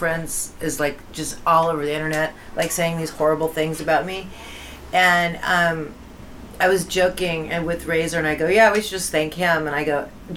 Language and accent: English; Los Angeles, California, United States; I grew up in the Valley of Pacoima